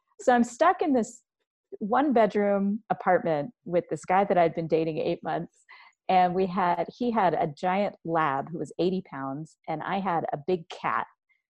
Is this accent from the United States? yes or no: yes; Washington, District of Columbia, United States; born there; now in Helena, United States; And I was actually born in Washington, D.C., but we moved around a lo